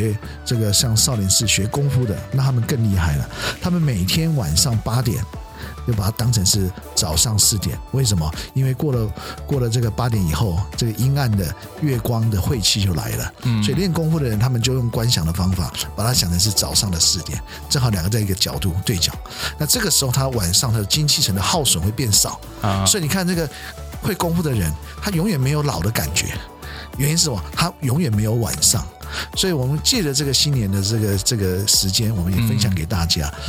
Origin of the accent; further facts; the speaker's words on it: China; 因为我们过了晚上以后，我们中国人在这边没有家长教我们怎么样面对月亮